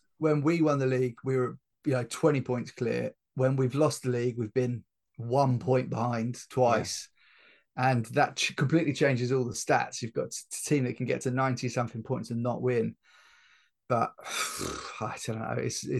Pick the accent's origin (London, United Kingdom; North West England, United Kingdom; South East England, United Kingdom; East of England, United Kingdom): North West England, United Kingdom; Liverpool; That's because I'm from Liverpool.